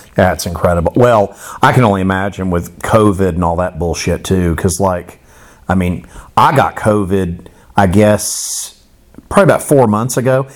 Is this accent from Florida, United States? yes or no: yes; Florida, United States; I grew up in Florida